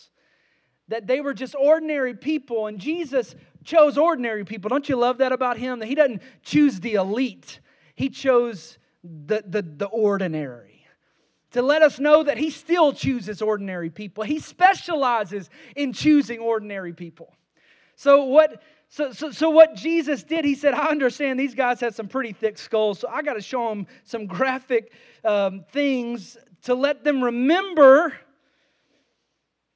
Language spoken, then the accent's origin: English; Kentucky, United States; I grew up around Mammoth Cave, a couple hours away from Mammoth Cave in Kentucky